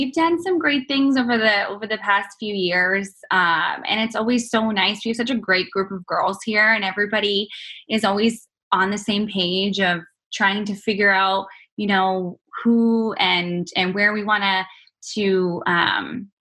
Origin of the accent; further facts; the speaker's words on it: Canada; moved away as an adult; now in United States; being Canadian and living in the U.S.